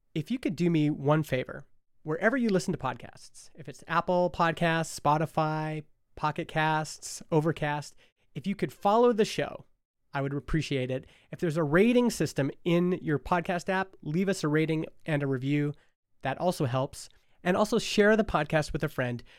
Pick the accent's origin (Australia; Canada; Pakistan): Canada; Stony Plain, Alberta; the rollerblade scene in Stony Plain, Alberta, my hometown.